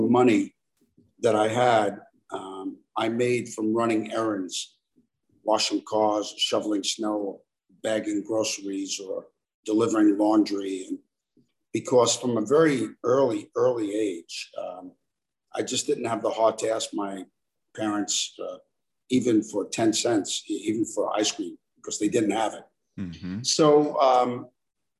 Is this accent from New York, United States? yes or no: yes; New York City, New York, United States; I was born and raised in Brooklyn, New York.